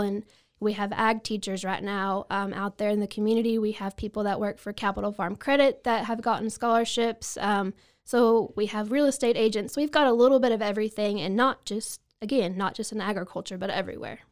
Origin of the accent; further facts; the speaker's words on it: Bell County, Texas, United States; also born or lived in Falls County, Texas; I grew up in Bell County, and then now I live right across the county line in Falls County